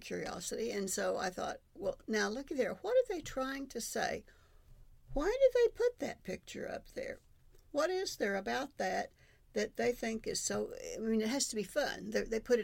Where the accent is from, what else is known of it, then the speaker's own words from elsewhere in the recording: Oklahoma City, Oklahoma, United States; moved away as an adult; also born or lived in Madill, Oklahoma; I grew up in Oklahoma City, which I thought at the time was the biggest city in the world.